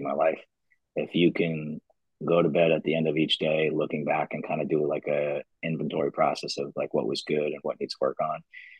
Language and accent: English; New York, United States; moved away; I'm originally from New York